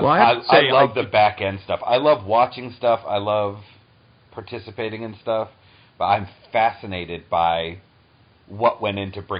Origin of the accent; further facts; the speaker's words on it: coastal New England, United States; moved away; I grew up coastal in New England